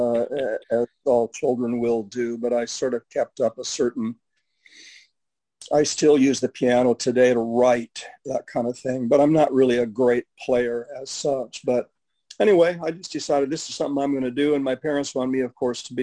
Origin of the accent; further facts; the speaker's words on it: West Coast, United States; I grew up on the West Coast